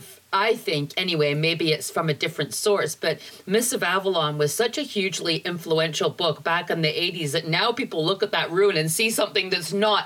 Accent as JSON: {"language": "English", "town": "Blackpool", "region": "North West England", "country": "United Kingdom", "tie": "born or raised there", "said": "I was born in Blackpool and went to a Catholic school. I come from a Catholic family."}